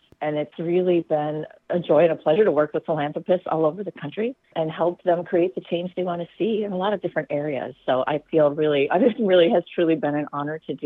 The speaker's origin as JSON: {"language": "English", "town": "Minneapolis", "region": "Minnesota", "country": "United States", "tie": "born or raised there", "also_born_or_lived": "New York City", "moved": "as an adult", "said": "I grew up in Minneapolis"}